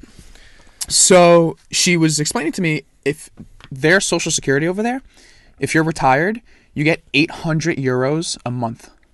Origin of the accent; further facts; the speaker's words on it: France; now in United States; I am from France. My whole family lives there.